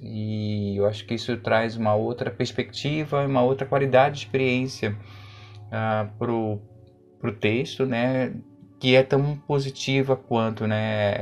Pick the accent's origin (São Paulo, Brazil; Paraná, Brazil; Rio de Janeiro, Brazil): Rio de Janeiro, Brazil; eu sou da Tijuca